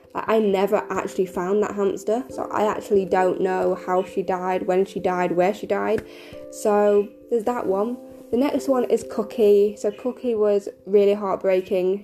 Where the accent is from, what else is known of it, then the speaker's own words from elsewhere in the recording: United Kingdom; I am 25, and I'm from the United Kingdom.